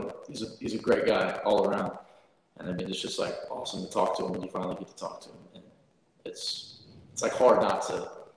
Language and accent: English; Wesley Chapel, Florida, United States; I grew up like 30 minutes north in a little small town called West Chapel.